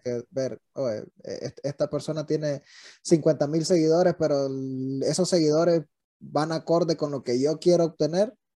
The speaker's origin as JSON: {"language": "Spanish", "region": "Nueva Segovia", "country": "Nicaragua", "said": "yo soy de Gubilino a Segovia, en, en, el norte de Nicaragua, que es frontera con Honduras"}